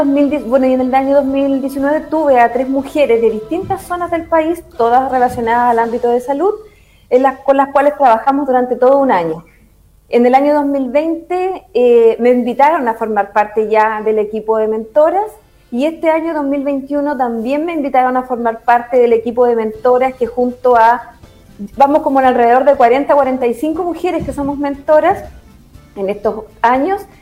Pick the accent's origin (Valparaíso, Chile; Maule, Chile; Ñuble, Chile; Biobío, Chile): Maule, Chile; Constitución; soy de Constitución